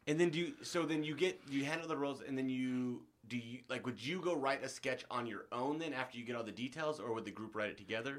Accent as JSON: {"language": "English", "region": "Nebraska", "country": "United States", "tie": "born or raised there", "moved": "yes", "said": "I'm from Nebraska"}